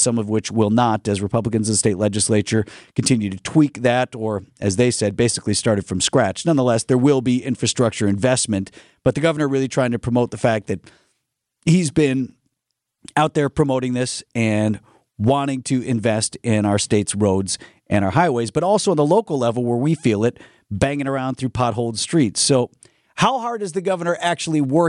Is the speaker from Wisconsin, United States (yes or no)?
yes; Wauwatosa, Wisconsin, United States; growing up in Wauwatosa